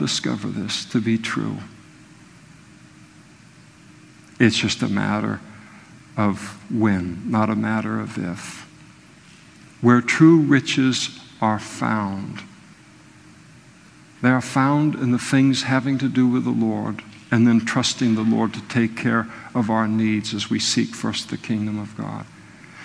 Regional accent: Napa, California, United States; I was raised in Napa, beautiful place

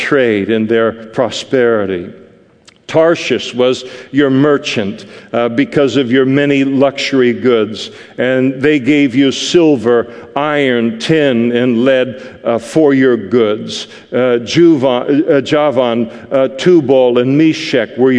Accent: Scot, Scotland, United Kingdom; me as a Scot

